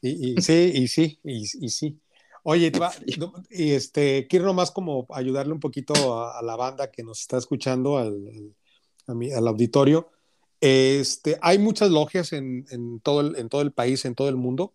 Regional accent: Guadalajara, Jalisco, Mexico; moved away as an adult; also born or lived in Monterrey; yo soy de Guadalajara, pero, pero viví 10 años en Monterrey

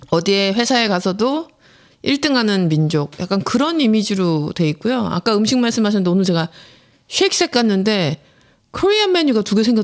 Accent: South Korea; moved away as an adult; now in United States; 저는 저도 95년대 미국 처음 왔을 때 어, 너 어느 나라에서 왔어? I'm Korean.

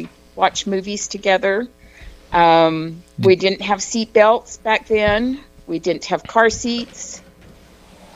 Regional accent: Taylorsville, Utah, United States; Growing up in Taylorsville, that's where I grew up.

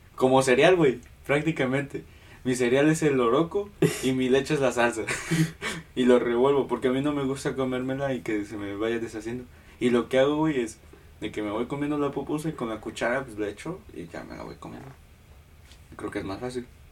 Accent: Mexico; now in Houston, United States; Yo soy mexicano

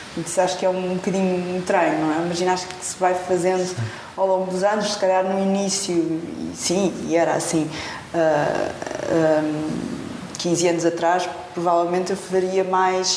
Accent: Portugal; sou portuguesa

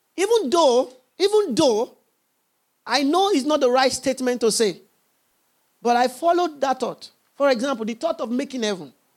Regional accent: Nigeria; I'm a Nigerian

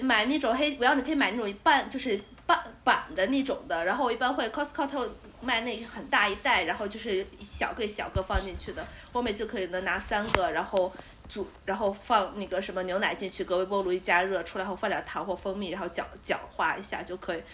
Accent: Shaanxi, China; 作为一个陕西人

